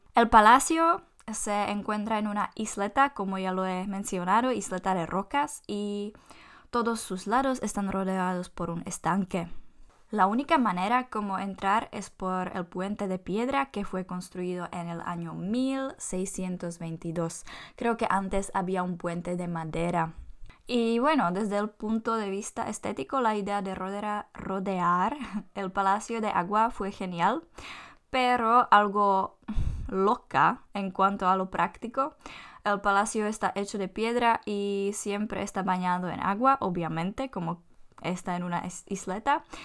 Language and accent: Spanish; Czechia